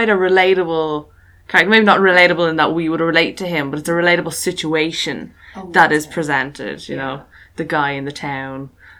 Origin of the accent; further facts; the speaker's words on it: Loughshinny, Leinster, Ireland; The town I grew up in Loughshinny